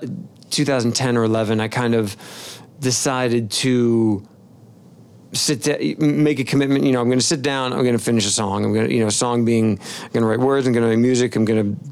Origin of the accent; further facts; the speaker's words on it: Rutherford, New Jersey, United States; moved away as an adult; now in Memphis, United States; From New Jersey, northern New Jersey, town called Rutherford, I grew up